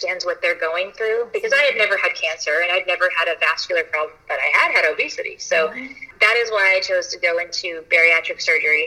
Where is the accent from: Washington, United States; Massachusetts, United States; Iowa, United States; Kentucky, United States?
Kentucky, United States; Louisville; moved away as an adult; also born or lived in Paducah, Kentucky; now in Lexington, United States; I am originally from Louisville, and my parents still live there